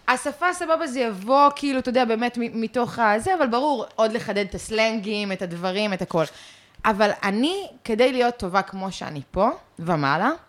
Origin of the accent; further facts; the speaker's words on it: London, United Kingdom; born there; אני נולדתי בלונדון. אה, והמשפחה שלי אה, מסקוטלנד גם, וכאלה.